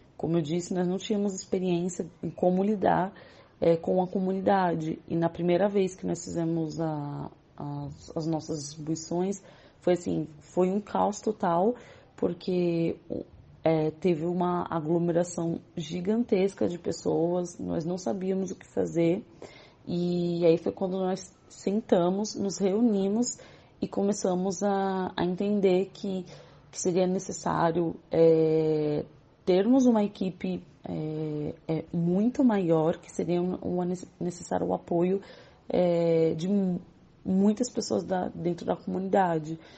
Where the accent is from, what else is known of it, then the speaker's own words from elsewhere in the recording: São Paulo, Brazil; eu sou da comunidade do Jardim Colombo, que faz parte do Complexo de Paraisópolis, em São Paulo. É, nasci nessa comunidade